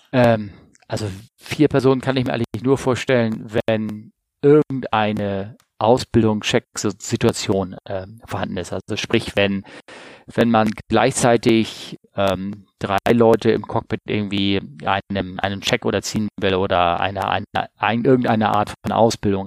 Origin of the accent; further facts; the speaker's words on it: Hamburg, Germany; meiner Heimat Hamburg